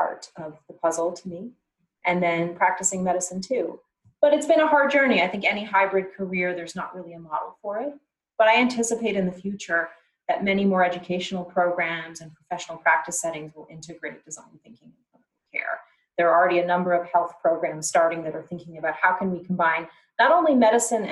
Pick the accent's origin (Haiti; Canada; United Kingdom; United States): Canada; growing up in Canada